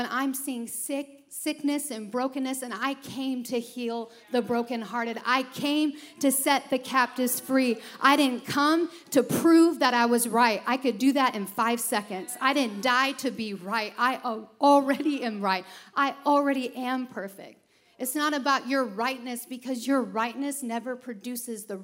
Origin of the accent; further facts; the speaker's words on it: Chicago, Illinois, United States; I'm from Chicago